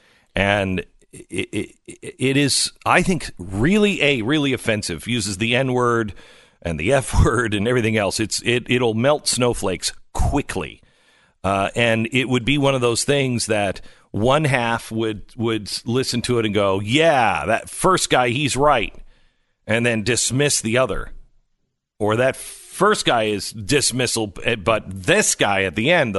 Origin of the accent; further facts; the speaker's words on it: Pacific Northwest, United States; I grew up in the Pacific Northwest. It gets weird.